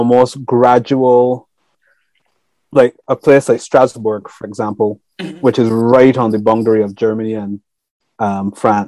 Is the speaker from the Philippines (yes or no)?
no; Barbados; also born or lived in Europe; now in United Kingdom; growing up in the Caribbean